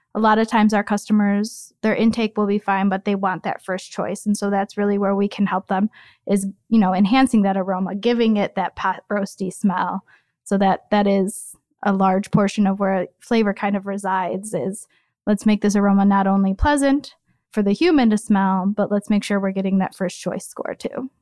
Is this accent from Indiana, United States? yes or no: no; Chicago, Illinois, United States; moved away as an adult; also born or lived in North Carolina; I am from Chicago. I was born and raised in a Southwest suburb